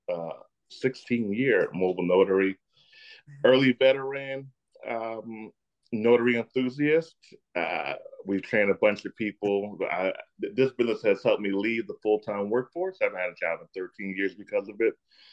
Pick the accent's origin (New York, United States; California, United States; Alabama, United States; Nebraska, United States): New York, United States; I'm from New York